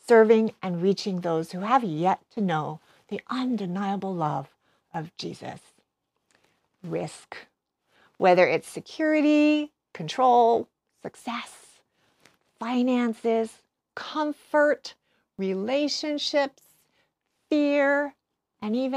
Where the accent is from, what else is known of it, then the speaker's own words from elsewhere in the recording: Hawaii, United States; moved away as an adult; also born or lived in West Coast; growing up in Hawaii, even going away to college on the West Coast